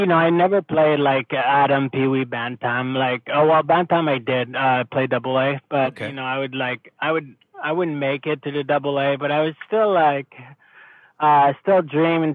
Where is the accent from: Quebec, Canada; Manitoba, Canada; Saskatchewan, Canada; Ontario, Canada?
Quebec, Canada; Montreal; I grew up in Quebec in Montreal area in the suburb